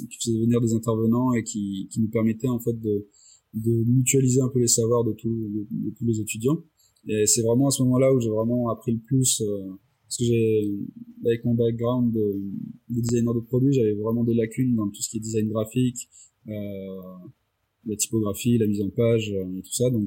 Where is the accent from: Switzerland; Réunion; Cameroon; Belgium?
Réunion; moved away as an adult; now in Lyon, France; à l'origine, je viens de La Réunion. Et je suis arrivé à Lyon pour mes études il y a, il y a maintenant 13 ans.